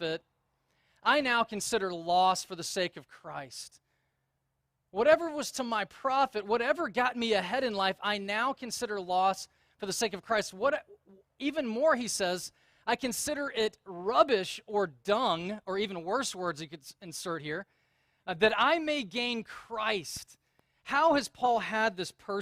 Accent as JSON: {"language": "English", "region": "the South", "country": "United States", "accent": "Southern", "moved": "yes", "said": "when I moved out of the South, I quickly recognized that if you have a Southern accent, people don't take you seriously. And so I was kind of embarrassed about my Southern accent"}